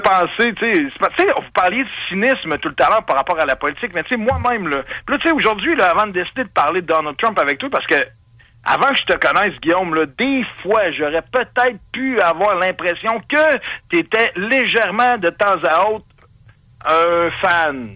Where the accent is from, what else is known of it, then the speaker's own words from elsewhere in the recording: Quebec City, Quebec, Canada; je suis né à Ville-Vanier, mon père est né dans la basse ville de Québec